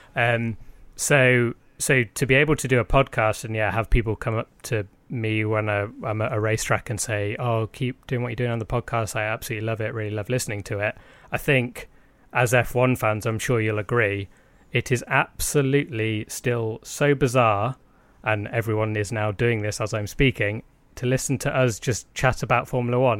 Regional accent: United Kingdom

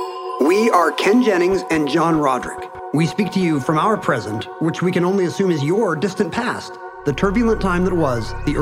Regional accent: South Korea; when I was growing up in Korea as one of the only white people around

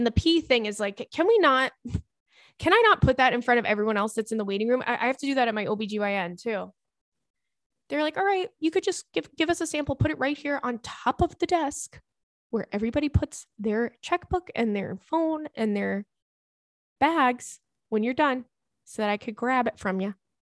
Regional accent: Brazil; moved away as an adult; now in Canada; I moved to Canada last year. I'm from Brazil. I'm from Brazil for my master's and I love it here, but moving to a different country alone and starting everything from scratch is not easy at all.

